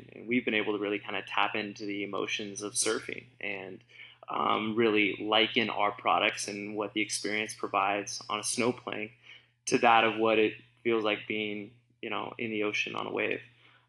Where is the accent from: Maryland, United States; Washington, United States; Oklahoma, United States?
Washington, United States; Lakewood; moved away as an adult; also born or lived in San Diego, California; now in Bend, United States; I grew up in a town called Lakewood, Washington, which is kind of near Tacoma, Washington.